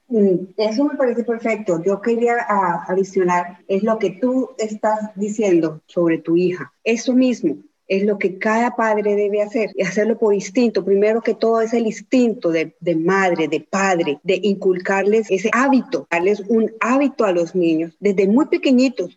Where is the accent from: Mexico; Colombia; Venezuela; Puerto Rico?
Colombia; Soy colombiana